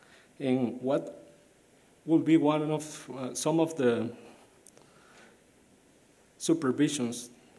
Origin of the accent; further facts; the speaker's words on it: Guatemala; moved away; I am from Guatemala.